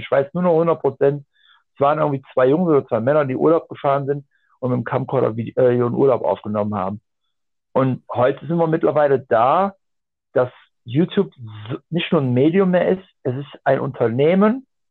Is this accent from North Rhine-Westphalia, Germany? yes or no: yes; Aachen, North Rhine-Westphalia, Germany; ich komme aus dem Raum Aachen und äh, holländisch-belgische Grenze